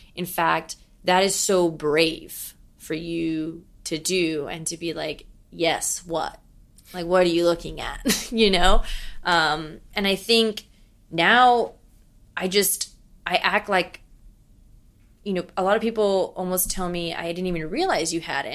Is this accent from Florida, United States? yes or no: yes; Miami, Florida, United States; moved away as an adult; now in New York City, United States; I was the Cuban from Miami who has so much of her home that she misses and she's gonna bring to New York City